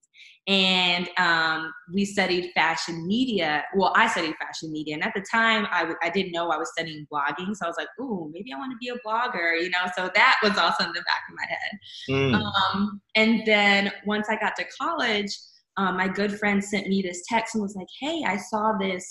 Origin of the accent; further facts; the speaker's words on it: Chicago, Illinois, United States; now in Texas, United States; I am originally from Chicago, Illinois. I've been in Texas for, this fall will be 11 years.